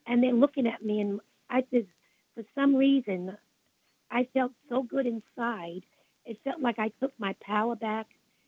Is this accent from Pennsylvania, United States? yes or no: no; Brooklyn, New York, United States; I came from Brooklyn, and I was devastated as a child.